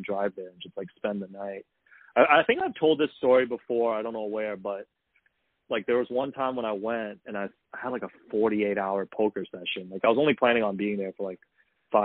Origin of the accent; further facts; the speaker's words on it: Hong Kong; moved away; When I grew up in Hong Kong